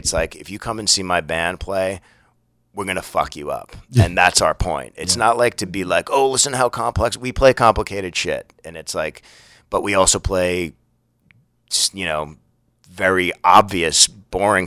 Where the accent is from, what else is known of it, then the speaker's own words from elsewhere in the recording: United States; I'm an American dude